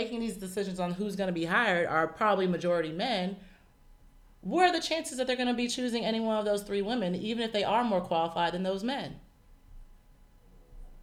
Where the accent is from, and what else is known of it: United States; born or raised there